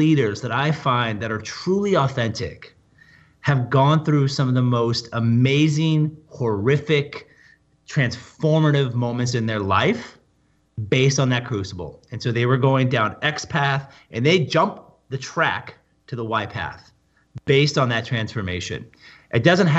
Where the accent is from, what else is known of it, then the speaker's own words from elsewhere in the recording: Portland, Oregon, United States; I grew up in Portland, Oregon